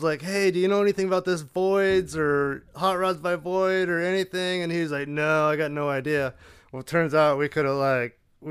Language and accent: English; Colorado, United States; Yeah, I grew up in Colorado building cars, and you know, my dad had a shop where we did automotive repair, restorations, powder coating, exhausts.